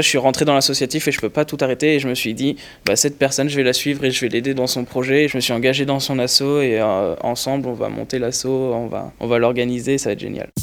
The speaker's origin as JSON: {"language": "French", "town": "Lyon", "region": "Auvergne-Rhône-Alpes", "country": "France", "moved": "as an adult", "lives_now": "Paris, France", "said": "je viens de Lyon, j'étais à Lyon l'année dernière et je me suis dit, je vais aller sur Paris"}